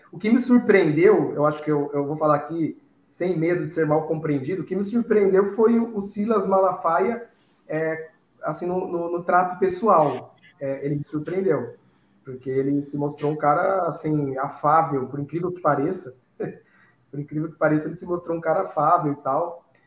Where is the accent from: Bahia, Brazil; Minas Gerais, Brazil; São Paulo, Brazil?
São Paulo, Brazil; Piracicaba; eu sou, eu sou, aqui do interior de São Paulo, Piracicaba